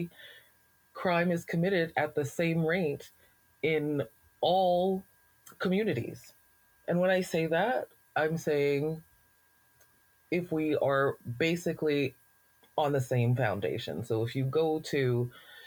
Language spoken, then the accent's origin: English; Alberta, Canada; being a Black person in Alberta, you know, very often we're asked this question, like, where are you from? I'm from here.